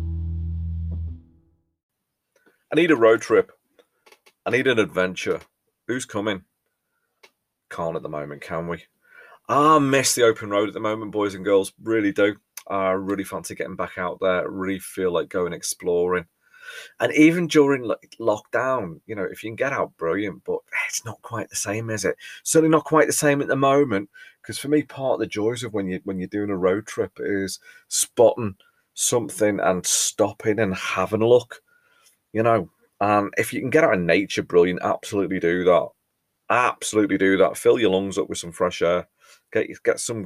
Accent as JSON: {"language": "English", "region": "England", "country": "United Kingdom"}